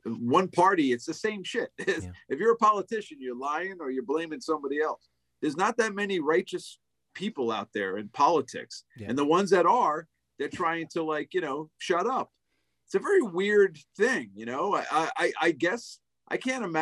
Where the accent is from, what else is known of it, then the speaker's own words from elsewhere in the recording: United States; I'm an American